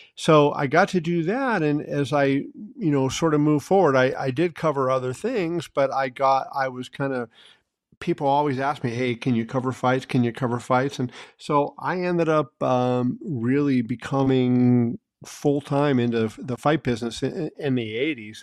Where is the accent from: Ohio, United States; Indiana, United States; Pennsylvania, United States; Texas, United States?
Pennsylvania, United States; Pittsburgh; now in Las Vegas, United States; I was born and raised in Pittsburgh